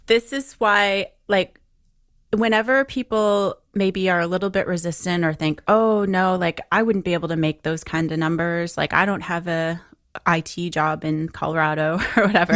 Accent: London, Ontario, Canada; I grew up in London, Ontario

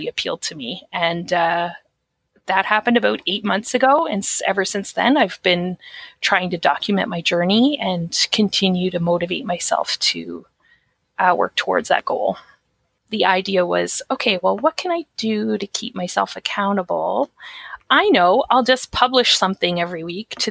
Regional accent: Atlantic Canada, Canada; I'm from Atlantic Canada.

